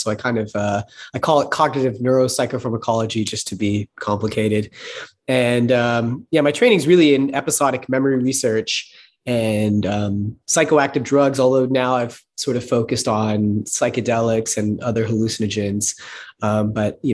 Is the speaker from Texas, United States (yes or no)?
yes; Texas, United States; I grew up in Texas